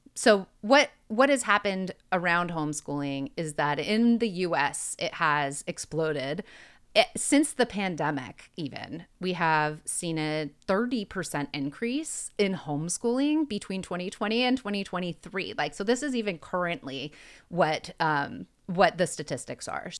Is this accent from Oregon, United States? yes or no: yes; Oregon, United States; growing up in Oregon